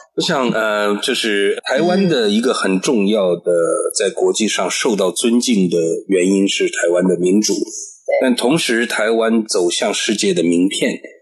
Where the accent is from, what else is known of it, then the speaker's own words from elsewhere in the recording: China; now in Taiwan; 我出生在中华人民共和国，但我的父母，我的祖，这个也，这个祖辈，他们曾经就都是东土尔基斯坦共和国的国民